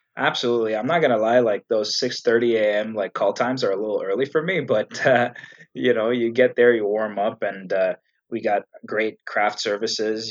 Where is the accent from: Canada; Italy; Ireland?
Canada; also born or lived in Egypt; I was born in Egypt. Uh, the whole family is Egyptian, and I moved to Canada when I was two years old. So I really consider myself more Canadian than Egyptian